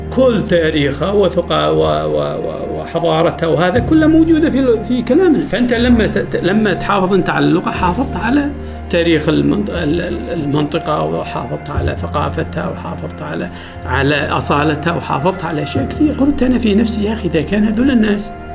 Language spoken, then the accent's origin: Arabic; Dhofar, Oman; first language Jibbali; Arabic is a second language; لغتنا الأصلية